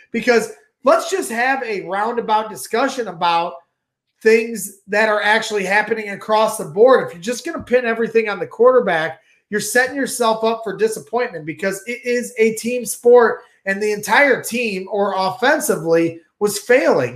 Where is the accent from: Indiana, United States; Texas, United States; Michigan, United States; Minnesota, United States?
Indiana, United States; Crown Point; now in St. John, United States; I'm from, I grew up in Crown Point. I live in Saint John